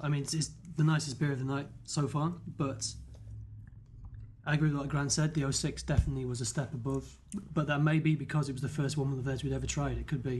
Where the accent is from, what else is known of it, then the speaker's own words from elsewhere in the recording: United Kingdom; Being British, we've never heard of circus peanuts